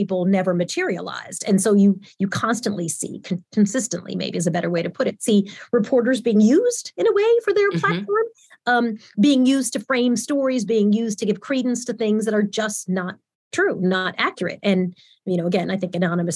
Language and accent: English; St. James, New York, United States; I grew up in St. James, New York